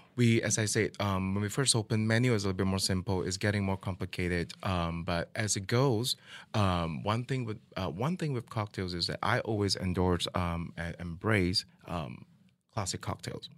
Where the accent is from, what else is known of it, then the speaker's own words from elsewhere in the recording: Malaysia; now in Kansas City, United States; I'm from Malaysia